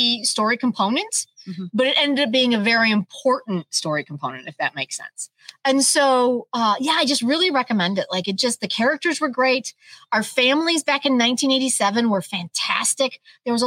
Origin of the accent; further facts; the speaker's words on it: United States; As an American audience